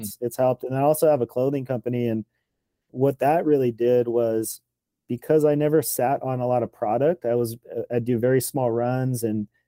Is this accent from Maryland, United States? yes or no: no; Los Angeles, California, United States; also born or lived in Oxnard, California; I was born in Venice, California, and grew up there just skateboarding